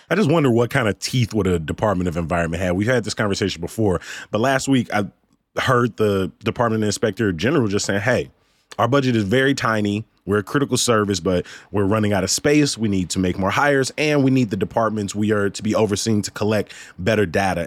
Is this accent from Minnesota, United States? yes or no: no; Chicago, Illinois, United States; I'm from Chicago